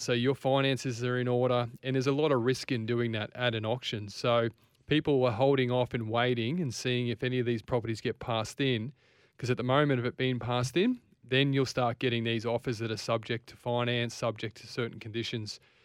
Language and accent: English; Ballarat, Victoria, Australia; also born or lived in Frankston; now in Queensland, Australia; I'm from Ballarat